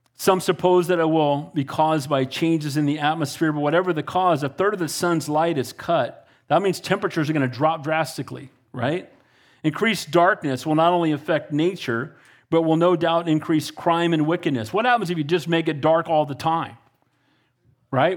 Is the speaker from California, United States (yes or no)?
yes; Santa Cruz, California, United States; I grew up in Santa Cruz